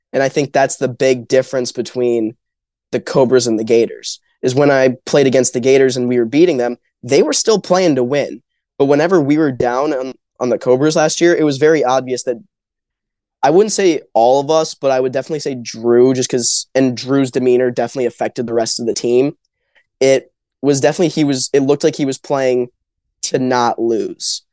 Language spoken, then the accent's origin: English; Grand Rapids, Michigan, United States; we're both from Grand Rapids